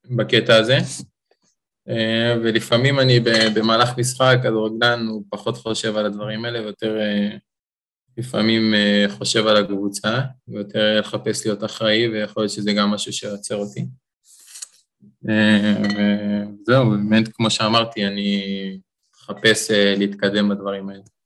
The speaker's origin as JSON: {"language": "Hebrew", "town": "Beersheba", "region": "Southern District", "country": "Israel", "tie": "born or raised there", "said": "אני גדלתי, נולדתי בבאר שבע, ההורים שלי גרים שם"}